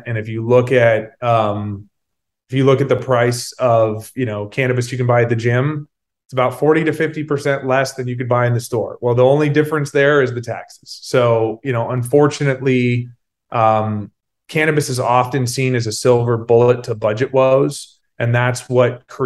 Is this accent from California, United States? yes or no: yes; Sacramento, California, United States; my hometown of Sacramento